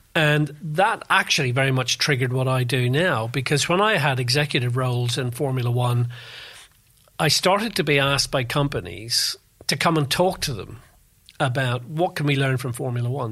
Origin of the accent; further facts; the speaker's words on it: Belfast, Northern Ireland, United Kingdom; moved away as an adult; also born or lived in London; So I come from Northern Ireland. I was born in Belfast. I went to university there